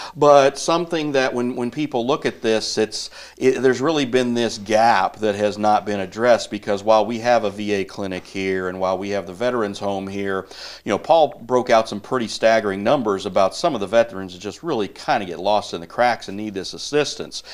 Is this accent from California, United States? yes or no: no; Northeast Missouri, United States; growing up in Northeast Missouri